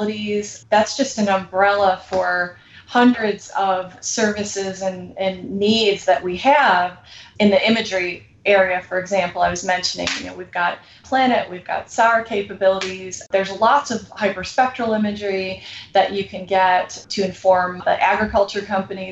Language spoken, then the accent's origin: English; United States; we're American